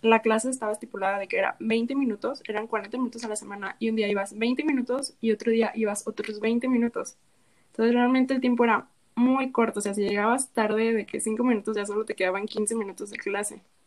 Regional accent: La Paz, Baja California Sur, Mexico; moved away as an adult; now in Guadalajara, Mexico; yo soy Baja California

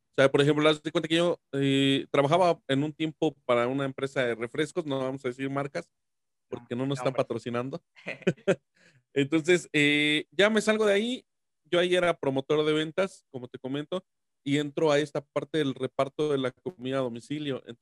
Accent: San Luis Potosí, Mexico; yo soy de San Luis Potosí

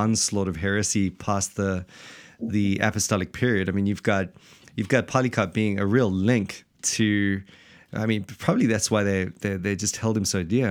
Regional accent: South Africa; now in Wellington, New Zealand; we're actually not from New Zealand at all, but from the blessed South Africa

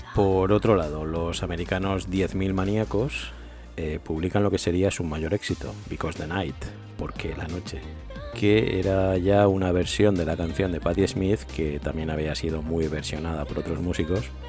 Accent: Manises, Valencian Community, Spain; de mi pueblo, de Monises

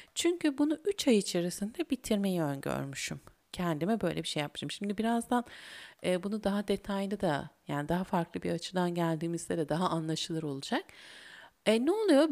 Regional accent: İzmir, Turkey; bir İzmirli olarak

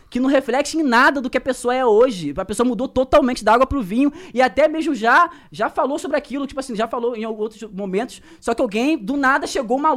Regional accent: Rio de Janeiro, Brazil; por conta da minha realidade, por exemplo, eu sou da Baixada Fluminense.

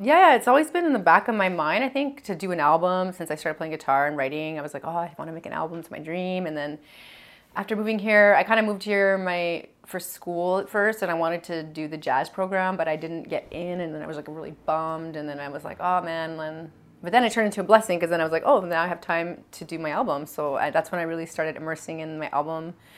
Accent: Edmonton, Alberta, Canada; now in Montreal, Canada; This is all in Alberta. Yeah, I grew up in Edmonton.

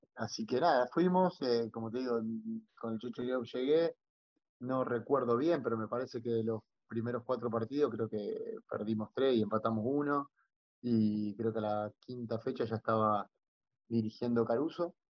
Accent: Rafaela, Santa Fe, Argentina; moved away as an adult; also born or lived in Tenerife, Spain; now in Mallorca, Spain; Rafaela, mi ciudad natal

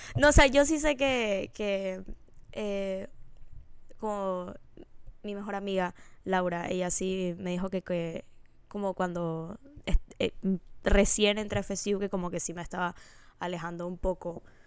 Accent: Panama; moved away as an adult; now in United States; cuando yo me fui de Panamá, yo todavía tengo un grupo de amigas

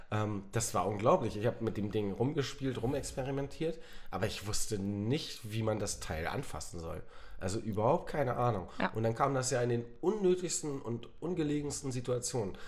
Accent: North Sea coast, Germany; moved away; ich bin ja an der, an der Nordsee ähm, aufgewachsen

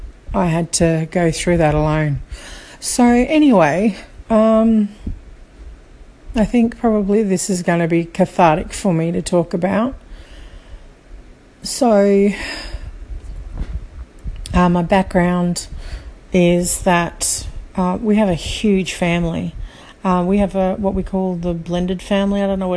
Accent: Australia; also born or lived in Sydney; now in Brisbane, Australia; So I'm from Australia, if you haven't already guessed, currently living in Brisbane. And I think what for me happened is in 2013 was our move from Sydney to Brisbane.

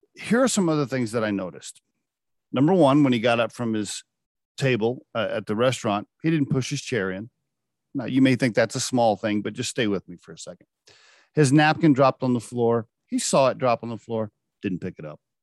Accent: Oklahoma, United States; I grew up in Oklahoma

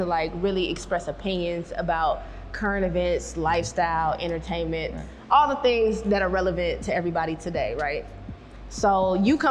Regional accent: Flint, Michigan, United States; also born or lived in Detroit, Michigan; now in Houston, United States; I was born in Flint. I lived in Detroit as an adult

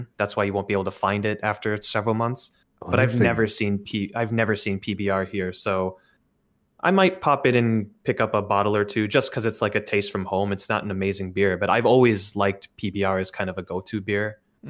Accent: Milwaukee, Wisconsin, United States; now in Japan; I live in Japan. I'm from Milwaukee.

